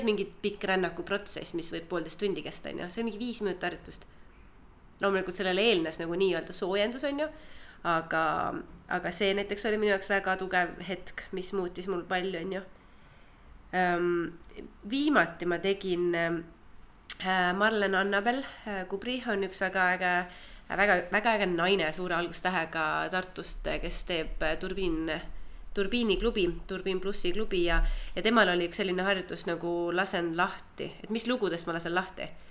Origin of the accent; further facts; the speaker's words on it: Türi, Järva County, Estonia; moved away as an adult; also born or lived in Tallinn; ma olen Türilt äh, pärit. kaksteist klassi käisin Türi gümnaasiumis, siis tulin Tallinnasse